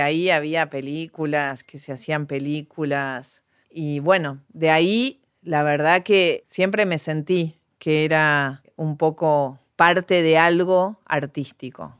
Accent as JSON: {"language": "Spanish", "town": "Bella Vista", "region": "Buenos Aires Province", "country": "Argentina", "tie": "born or raised there", "said": "Yo crecí en Bellavista"}